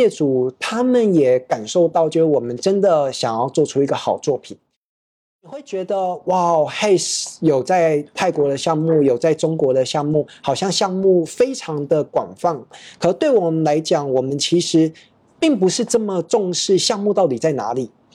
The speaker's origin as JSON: {"language": "Chinese", "town": "Taipei", "country": "Taiwan", "tie": "born or raised there", "also_born_or_lived": "Prague, Czech Republic / China / Thailand", "moved": "as an adult", "said": "我小时候是在这个台北 长大，然后学建筑，然后之后，工作了，到这个未研五十五所"}